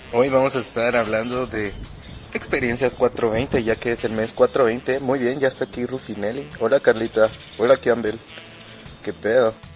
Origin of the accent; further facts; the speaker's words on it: Guatemala; aquí en mi país